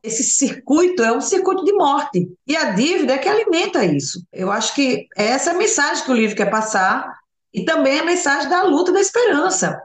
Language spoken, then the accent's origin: Portuguese; Alagoas, Brazil; minha terra, sou lagoana, a gente ceva o caranguejo